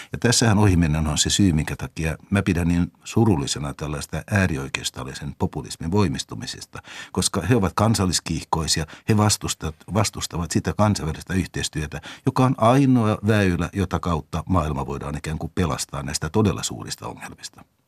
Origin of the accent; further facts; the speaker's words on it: Finland; minun ikäisillä suomalaisilla